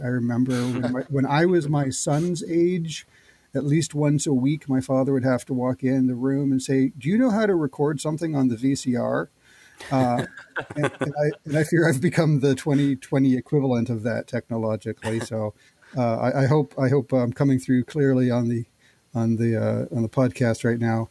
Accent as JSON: {"language": "English", "country": "Canada", "tie": "born or raised there", "said": "as a Canadian uh, growing up in the 80s"}